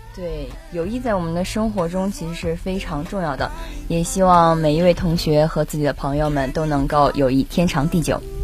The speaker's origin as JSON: {"language": "Chinese", "country": "China", "said": "我们中国人"}